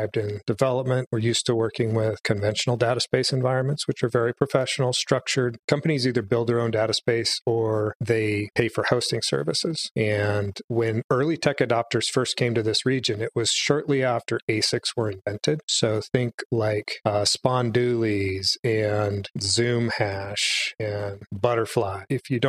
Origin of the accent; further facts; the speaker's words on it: Wenatchee, Washington, United States; this is my hometown where we live in Wenatchee, which is right smack dab in the center of Washington state on the Columbia River. I grew up here